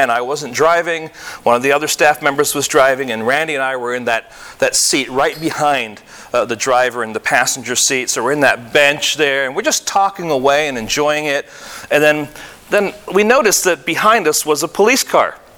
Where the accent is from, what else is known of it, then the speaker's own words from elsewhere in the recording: Michigan, United States; But you have to understand, I came from Michigan, he came from Michigan, and in Michigan, at least when we were there, when I was there